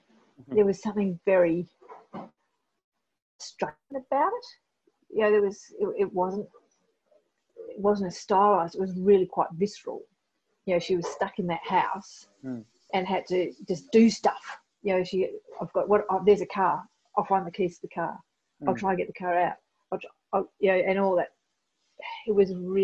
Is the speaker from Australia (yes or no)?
yes; Australia; accent: Australian; I'm a white Australian woman